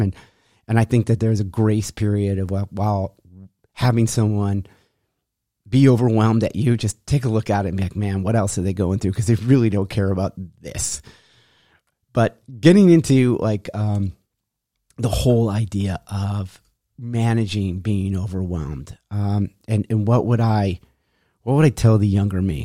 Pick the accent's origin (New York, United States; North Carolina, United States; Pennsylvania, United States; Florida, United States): New York, United States; Rochester; moved away; when I left my hometown, Rochester, New York